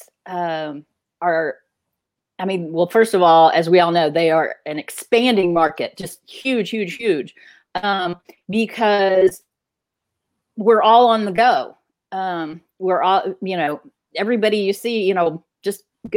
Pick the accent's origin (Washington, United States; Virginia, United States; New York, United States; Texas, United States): Texas, United States; I'm from Texas